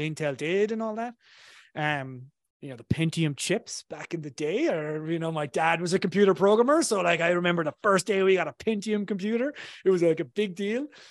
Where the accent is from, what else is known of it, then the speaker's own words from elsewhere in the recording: south of Ireland, Ireland; accent: Irish; I come from Ireland originally, so I grew up in a tiny, town in, uh, the south of Ireland